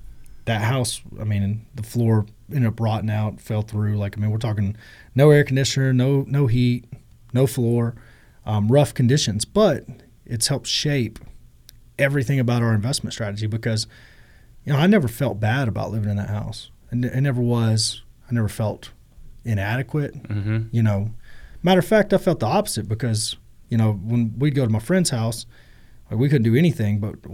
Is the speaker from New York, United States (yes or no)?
no; Groesbeck, Texas, United States; I'm by Waco. I'm from Groesbeck, Texas. {S0} Okay. {S1} Town with 4,000 people. You know, I grew up in rough conditions.